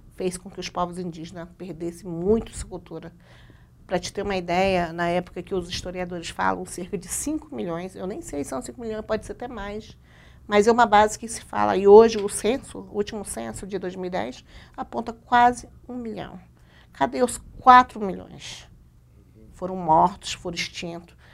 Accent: Amazon, Roraima, Brazil; eu sou da Amazônia

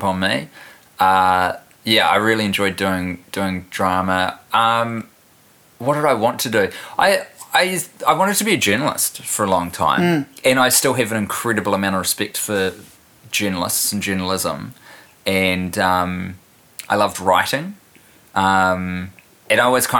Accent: New Zealand; also born or lived in Christchurch, New Zealand / Wellington, New Zealand; now in Auckland, New Zealand; I was born and raised in Christchurch. Mm. And then we moved, my family did. I'm one of four kids. We all moved when I was 11 to Wellie. So I did all my high schooling here.

